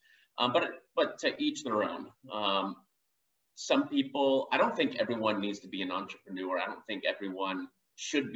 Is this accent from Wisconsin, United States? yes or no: no; Georgia, United States; I grew up in Georgia.